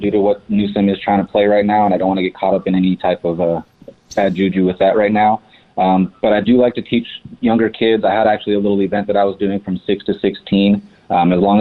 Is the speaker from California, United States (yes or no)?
yes; Fontana, California, United States; also born or lived in high desert, California; now in Palm Springs, United States; I was actually born in the high desert and then grew up in Fontana. So I grew up in San Bernardino County and then moved out here to the Palm Springs area